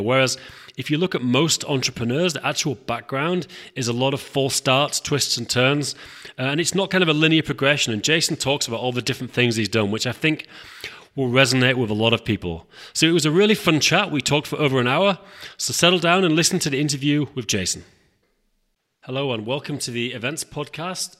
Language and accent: English; England, United Kingdom; I'm from England